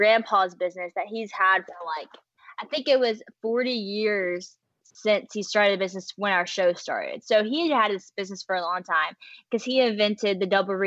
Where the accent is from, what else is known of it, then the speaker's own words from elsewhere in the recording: West Monroe, Louisiana, United States; I'm from West Monroe, Louisiana. That's where I currently am right now, too